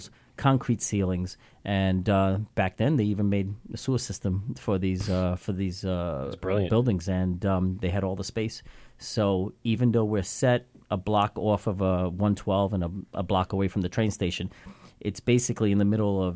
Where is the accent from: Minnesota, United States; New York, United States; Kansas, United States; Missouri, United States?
New York, United States; New York City; moved away as an adult; also born or lived in Williston Park, New York / Ronkonkoma, New York; now in Long Island, United States; I was born and raised in Brooklyn